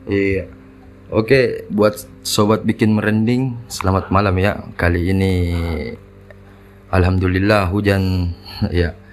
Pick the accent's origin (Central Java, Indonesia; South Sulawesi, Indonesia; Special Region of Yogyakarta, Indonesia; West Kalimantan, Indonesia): South Sulawesi, Indonesia; Makassar; sebagai orang Todopul itu iya baru tempat tahu